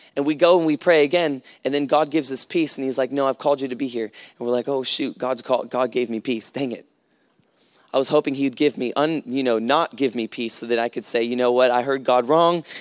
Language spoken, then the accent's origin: English; United States; moved away; I come from America